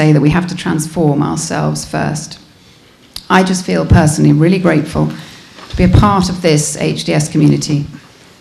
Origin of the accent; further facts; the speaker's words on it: United Kingdom; moved away; As you can probably recognize, I am from Britain.